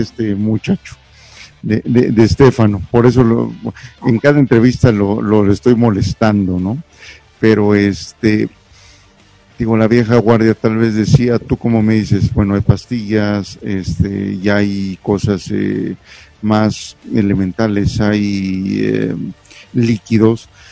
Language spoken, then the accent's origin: Spanish; Mexico; aunque éramos mexicanos o somos mexicanos